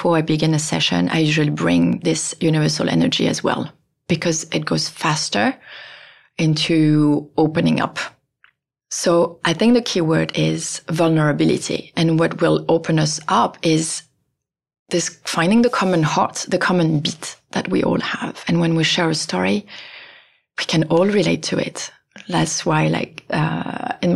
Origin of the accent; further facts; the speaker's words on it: France; moved away; I'm from France